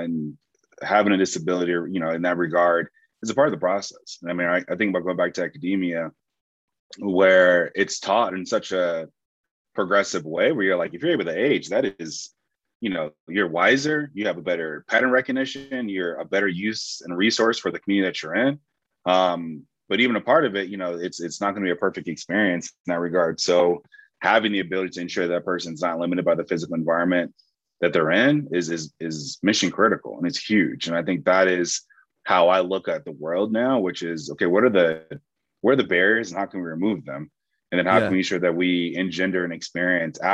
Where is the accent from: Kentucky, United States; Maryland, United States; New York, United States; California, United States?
California, United States; Compton; I specifically grew up in Compton, California